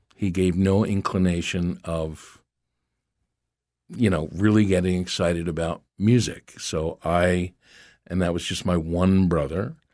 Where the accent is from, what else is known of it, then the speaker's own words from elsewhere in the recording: Philadelphia, Pennsylvania, United States; moved away as an adult; also born or lived in Los Angeles; growing up in Philadelphia was a certain flavor